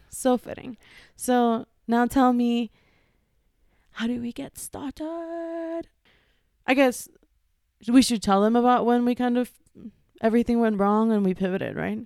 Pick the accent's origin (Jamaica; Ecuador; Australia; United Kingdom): Ecuador; moved away; also born or lived in New York; I was born and raised in Ecuador